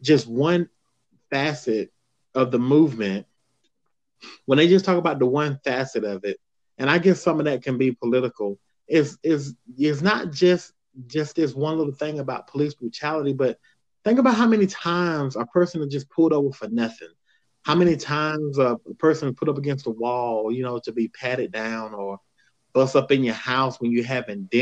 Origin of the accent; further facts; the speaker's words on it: the South, United States; I grew up in the South